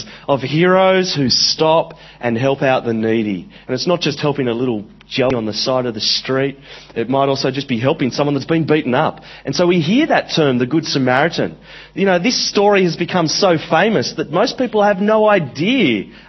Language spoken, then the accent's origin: English; Central Coast, New South Wales, Australia; I grew up in Australia. I grew up on the Central Coast, which is a very Anglo place